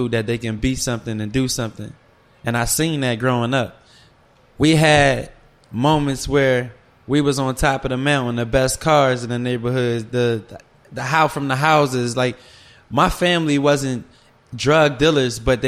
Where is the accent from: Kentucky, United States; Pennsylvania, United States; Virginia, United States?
Pennsylvania, United States; Philadelphia; I'm from Philly.